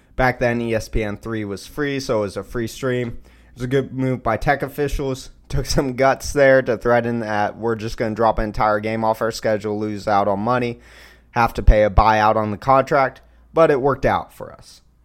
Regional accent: Austin, Texas, United States; I grew up in Austin

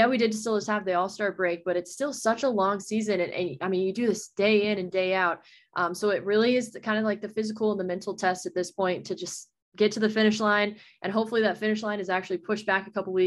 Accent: Texas, United States; moved away; also born or lived in Portland, Maine; I'm from Texas and that's where I grew up.

